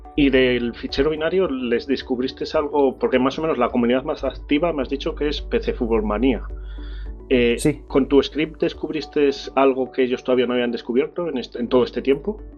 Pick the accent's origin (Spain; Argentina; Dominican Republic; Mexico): Spain; Salamanca, Castile and León; Yo soy de Salamanca ciudad